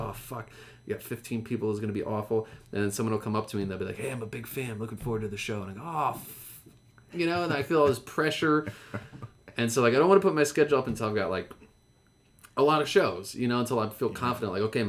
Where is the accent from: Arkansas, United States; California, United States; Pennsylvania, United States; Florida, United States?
Pennsylvania, United States; Bethlehem; My hometown.